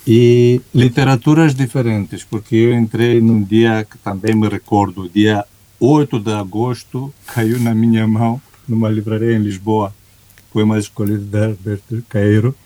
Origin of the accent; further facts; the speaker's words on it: Romania; Portuguese is a second language; como romeno